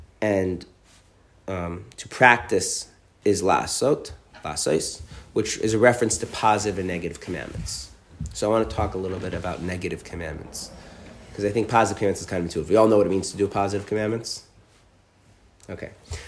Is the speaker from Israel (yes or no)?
yes; Israel; So I have noticed something growing up in Israel amongst, the religious, and this is true even, maybe even especially where I live, which is a Haredi, ultra-Orthodox area.